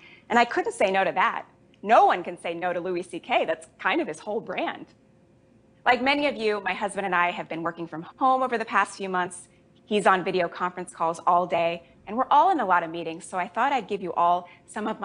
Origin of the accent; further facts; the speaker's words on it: Jamaica; I was born in Jamaica. My whole family is Jamaican